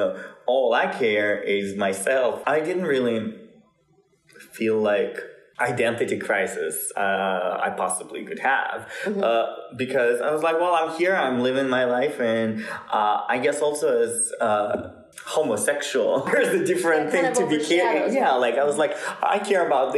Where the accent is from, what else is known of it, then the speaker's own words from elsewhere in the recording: Russia; I'm a Russian Jew